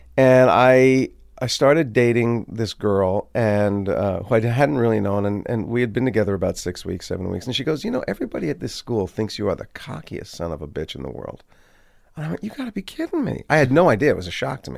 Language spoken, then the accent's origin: English; Maplewood, New Jersey, United States; also born or lived in Livingston, New Jersey; when I was twelve or thirteen, we moved from Maplewood to Livingston